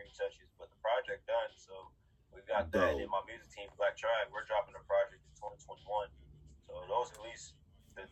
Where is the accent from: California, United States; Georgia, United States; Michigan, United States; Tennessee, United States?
Georgia, United States; Atlanta; I grew up in Atlanta